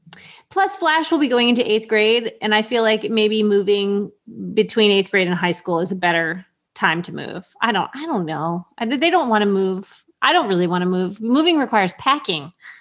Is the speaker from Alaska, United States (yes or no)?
yes; Alaska, United States; I'm from Alaska